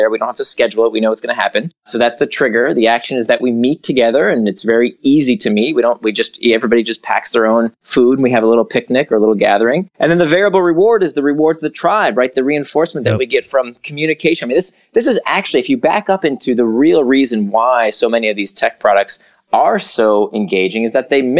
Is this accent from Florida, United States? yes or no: yes; Orlando, Florida, United States; also born or lived in Atlanta / New York; now in San Francisco, United States; I grew up in Orlando and then went to school in Atlanta and then New York. Uh, then I was in Silicon Valley and now I'm in San Francisco.